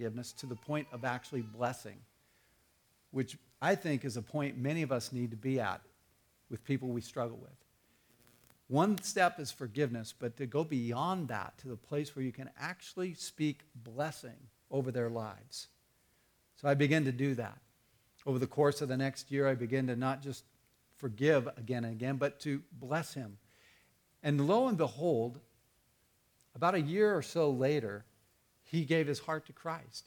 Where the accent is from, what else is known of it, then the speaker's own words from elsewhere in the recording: Tucson, Arizona, United States; When I was growing up in Tucson